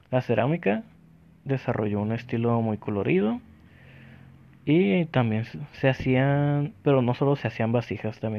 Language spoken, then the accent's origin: Spanish; northern Mexico, Mexico; nosotros en el norte tenemos un concepto diferente de quesadilla